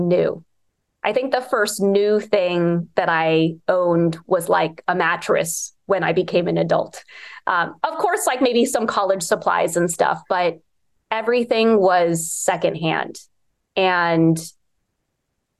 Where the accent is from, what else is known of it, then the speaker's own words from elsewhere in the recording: Bethesda, Maryland, United States; growing up in Bethesda